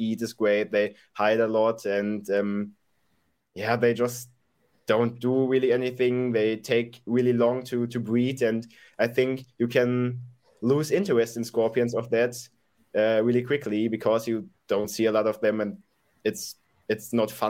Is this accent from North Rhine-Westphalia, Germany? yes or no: yes; Dortmund, North Rhine-Westphalia, Germany; I'm from Germany, from Dortmund, Germany